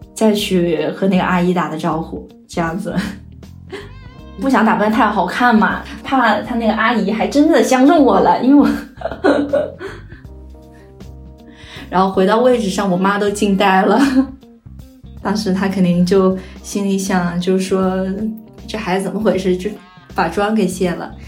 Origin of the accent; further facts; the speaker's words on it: Nanchang, Jiangxi, China; moved away as an adult; now in Nanjing, China; 我老家是在江西南昌，是比较传统的家庭